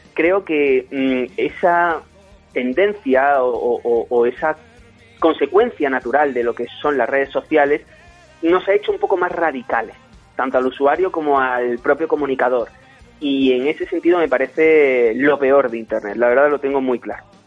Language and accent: Spanish; Torremolinos, Andalusia, Spain; yo soy andaluz y allí tenemos muchísima tradición familiar. Cada fin de semana yo iba del pueblo a, digamos, mi ciudad y más establecida que era Torremolinos